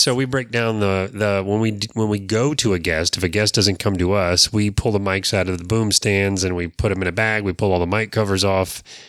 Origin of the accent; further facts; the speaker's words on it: Florida, United States; those of us that were born and raised here